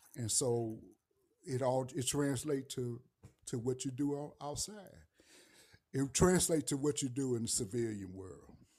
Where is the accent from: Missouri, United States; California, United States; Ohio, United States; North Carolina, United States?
Missouri, United States; St. Louis; moved away; I'm from the Saint Louis area and from the city of Saint Louis.